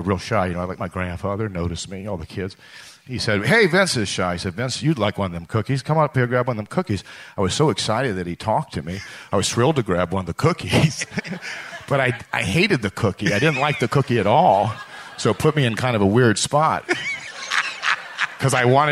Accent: Buffalo Grove, Illinois, United States; also born or lived in Lake Forest, Illinois; I grew up outside of Chicago in Buffalo Grove and then Lake Forest, two suburbs of the city

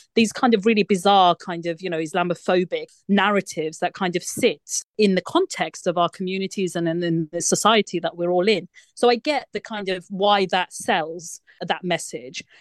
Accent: United Kingdom; we live our lives as British Muslims in this country

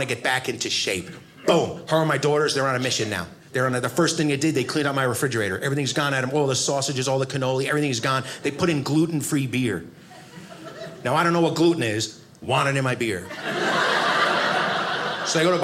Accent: United States; I'm an American

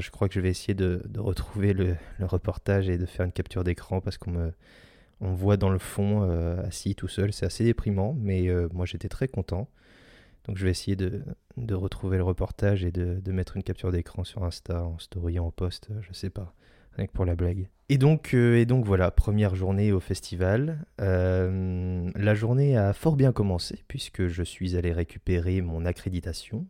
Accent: Saint-Malo, Brittany, France; pas loin de mes terres natales parce que je suis né à Saint-Malo

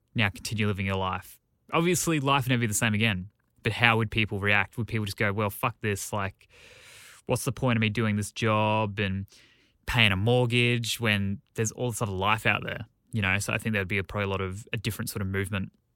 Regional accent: Australia; as an Australian.

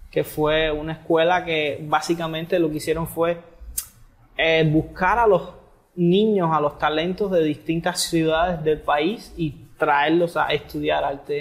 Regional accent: Havana, Cuba; moved away as an adult; also born or lived in Holbox, Mexico; now in Yucatán, Mexico; yo vengo de Cuba, de La Habana, Cuba

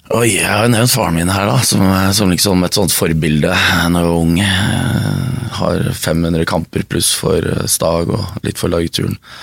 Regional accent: Stavern, Vestfold, Norway; Jeg vokste opp i Stavern

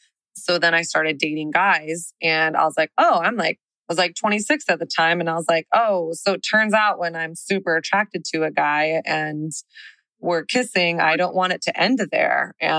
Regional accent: the South, United States; now in Texas, United States; I didn't grow up in a Christian home, but I grew up in the South.

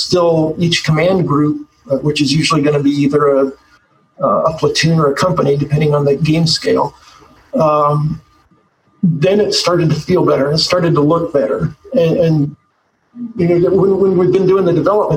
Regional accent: Eastern Colorado, United States; I'm from Eastern Colorado. It's pretty flat

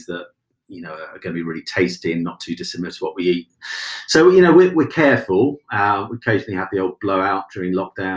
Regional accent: Cromer, East of England, United Kingdom; Cromer in Norfolk, my hometown

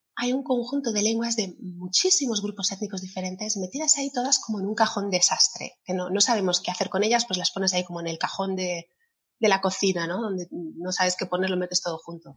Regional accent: Alicante, Valencian Community, Spain; aquí en Alicante, que es mi tierra.

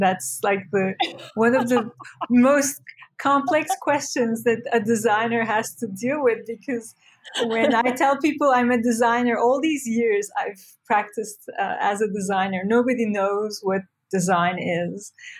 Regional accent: Turkey; now in New York, United States; So I feel like growing up in Turkey gave me this sense of, on one hand, being very secular, like Turkey is a secular country, but it has become more and more religious.

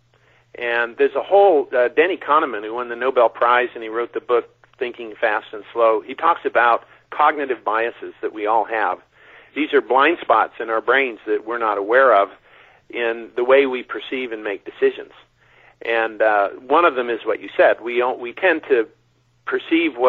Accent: China Lake, California, United States; I grew up out in China Lake, 3 hours north of here in the Mojave Desert

